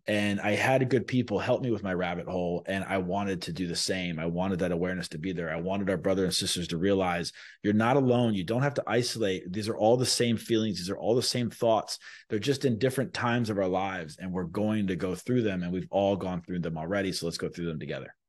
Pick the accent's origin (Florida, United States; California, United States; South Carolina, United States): Florida, United States; Sarasota; I was born in Florida. I, I was raised in Sarasota, Florida. I went to elementary, middle school, and high school here